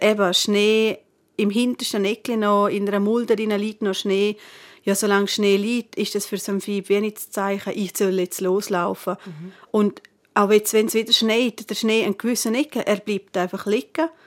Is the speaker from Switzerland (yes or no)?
yes; Northern Graubünden, Switzerland; bei uns im Nordbünden